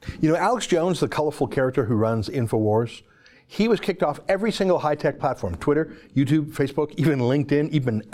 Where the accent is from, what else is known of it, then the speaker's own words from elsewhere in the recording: Canada; Our Canadian media